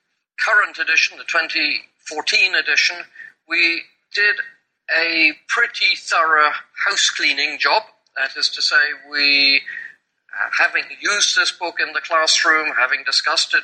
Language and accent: English; England, United Kingdom; accent: pure English accent from England; moved away as an adult; also born or lived in Kenya / Nigeria / Papua New Guinea; now in Hong Kong; you're listening to my accent and you're listening to the pure English accent from England